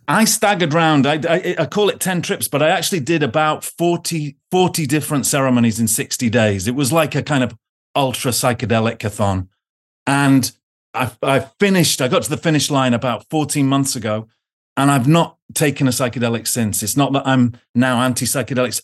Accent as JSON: {"language": "English", "country": "United Kingdom", "lives_now": "Oxford, United Kingdom", "said": "being British"}